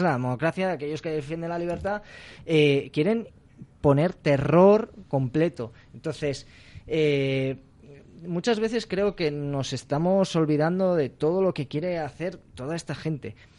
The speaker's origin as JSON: {"language": "Spanish", "region": "Catalonia", "country": "Spain", "said": "como, como, catalán, como español"}